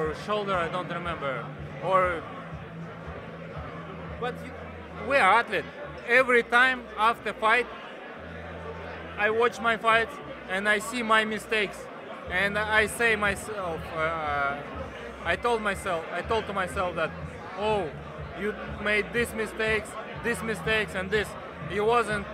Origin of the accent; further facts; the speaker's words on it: Kyrgyzstan; I was born in Kyrgyzstan